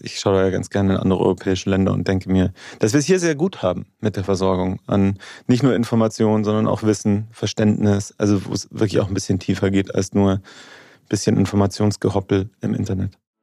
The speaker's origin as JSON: {"language": "German", "town": "Munich", "region": "Bavaria", "country": "Germany", "tie": "born or raised there", "also_born_or_lived": "Regensburg, Upper Palatinate", "lives_now": "Munich, Germany", "said": "Ich bin aber in München aufgewachsen"}